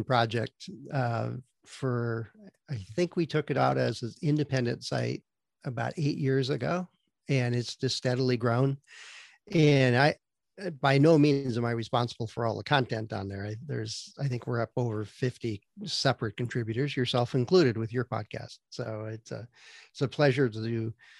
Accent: Green Bay, Wisconsin, United States; also born or lived in Vancouver, Washington; now in San Francisco Bay Area, United States; I grew up in the Midwest, back where we had four seasons, and Green Bay, Wisconsin is known for having a football team on occasion. So that's where I grew up

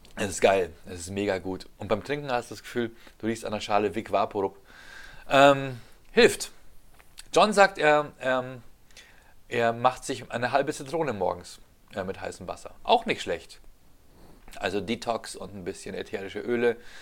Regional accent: Ingolstadt, Bavaria, Germany; meinen Heimatort Ingolstadt

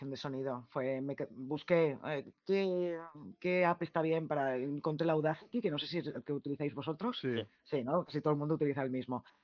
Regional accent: Barcelona, Catalonia, Spain; Somos todos de Barcelona. Ahora, Elizabeth es de Málaga, pero el resto somos de Barcelona.

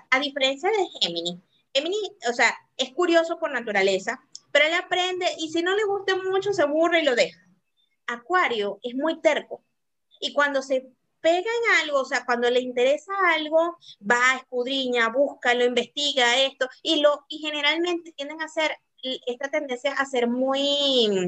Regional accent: South Korea; yo como buena coreana, o sea, sí me gusta, como te digo, yo lo sé

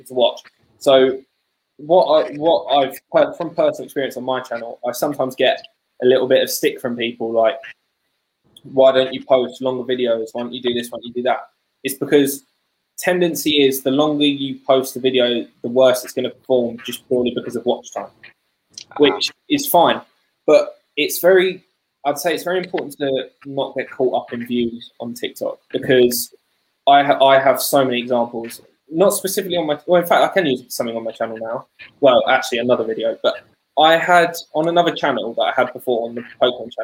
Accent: United Kingdom; I'm British

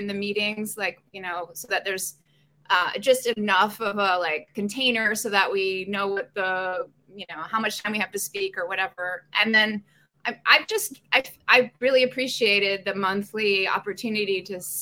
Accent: Maryland, United States; moved away as an adult; also born or lived in California / Asheville, North Carolina / Boston / Copenhagen; now in Rockaway, United States; I grew up in Maryland

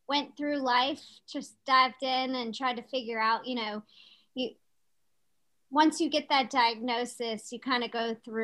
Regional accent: Chesterfield, Virginia, United States; now in Ashland, United States; we both were born and raised in Chesterfield, but currently we live in Ashland.

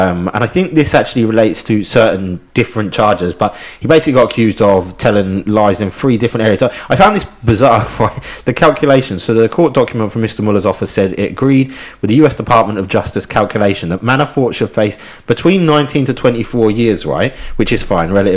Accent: Ipswich, East of England, United Kingdom; I grew up in Ipswich

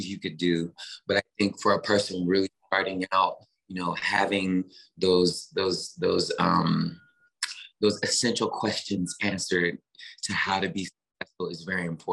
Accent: Memphis, Tennessee, United States; born or raised there; moved away

